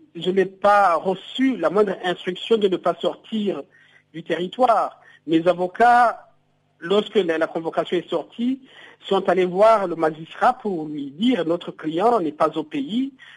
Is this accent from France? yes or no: no; Burundi